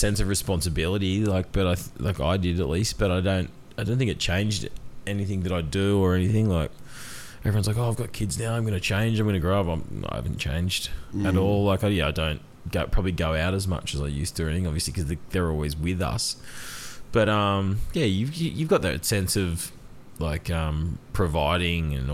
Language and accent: English; Port Macquarie, New South Wales, Australia; I grew up in Housing Commission in Port Macquarie in an Aboriginal community